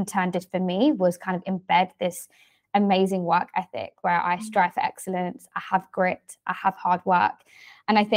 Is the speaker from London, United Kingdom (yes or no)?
yes; London, United Kingdom; I am born and raised in London, specifically in the southeast in Greenwich